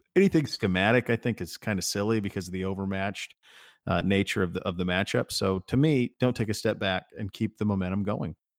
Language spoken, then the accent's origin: English; Montana, United States; I grew up in Montana